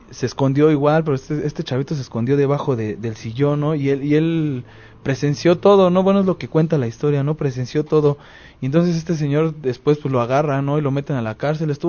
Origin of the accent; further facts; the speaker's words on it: Cuautepec, Mexico; yo creo que los que somos de aquí de Cautepec ah, hemos escuchado mucho de la historia del camarón